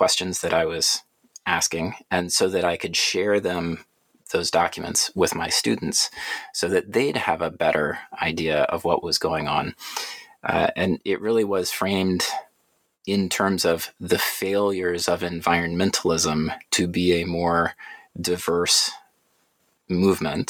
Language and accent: English; Atlanta, Georgia, United States; I grew up in Atlanta, went through the public school system there